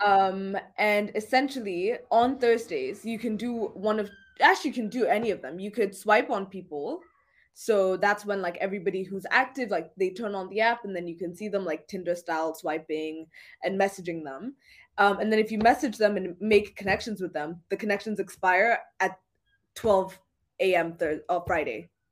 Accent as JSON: {"language": "English", "country": "Kenya", "moved": "as an adult", "lives_now": "London, United Kingdom", "said": "I am definitely like through and through Kenyan."}